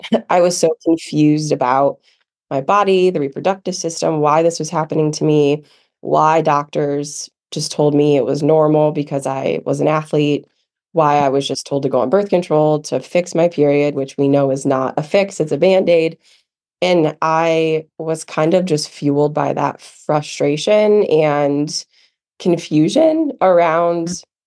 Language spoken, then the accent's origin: English; Midwest, United States; moved away as an adult; also born or lived in Michigan; now in Asheville, United States; growing up in the Midwest